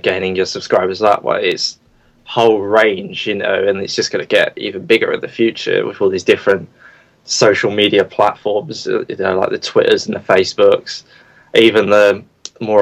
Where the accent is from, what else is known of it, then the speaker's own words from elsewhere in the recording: Crawley, South East England, United Kingdom; I'm from Crawley in the UK.